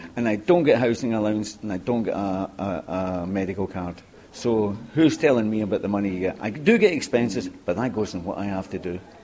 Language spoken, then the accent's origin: English; Scotland, United Kingdom; moved away as an adult; now in Limerick, Ireland; I'm from Scotland